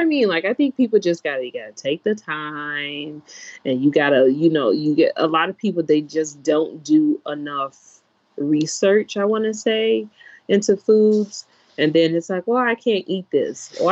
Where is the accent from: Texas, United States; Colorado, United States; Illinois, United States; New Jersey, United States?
Illinois, United States; Chicago; I'm from Chicago, so you have neighborhoods that are food deserts